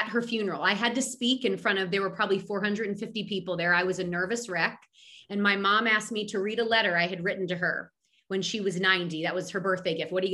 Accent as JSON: {"language": "English", "town": "Philadelphia", "region": "Pennsylvania", "country": "United States", "said": "I'm a girl from Philadelphia."}